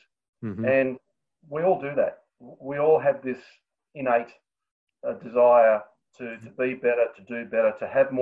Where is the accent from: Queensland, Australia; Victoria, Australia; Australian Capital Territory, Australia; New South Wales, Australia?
New South Wales, Australia; in New South Wales, which is my home state